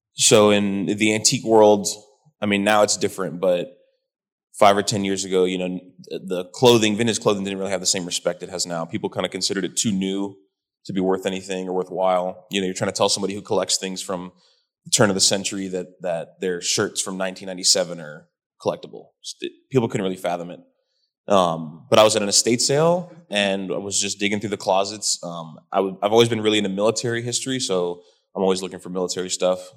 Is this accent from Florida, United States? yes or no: yes; Miami, Florida, United States; moved away as an adult; also born or lived in Hawaii / Arizona / Georgia / Key West; I was in Miami from 96, 97 to 2011.